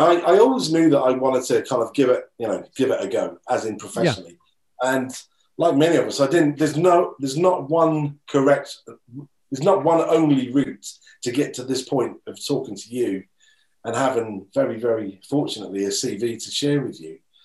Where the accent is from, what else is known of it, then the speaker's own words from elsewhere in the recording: Norwich, East of England, United Kingdom; Norwich, which is my, you know, my hometown, Norwich and Norfolk